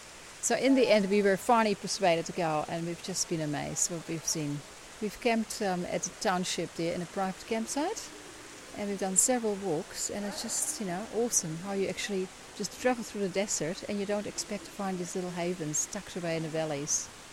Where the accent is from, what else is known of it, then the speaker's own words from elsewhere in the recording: New Zealand; We are actually from New Zealand